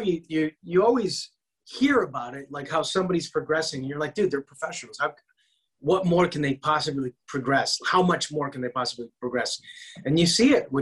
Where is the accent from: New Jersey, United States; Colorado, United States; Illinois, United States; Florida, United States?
Illinois, United States; Chicago; now in Los Angeles, United States; I'm from Chicago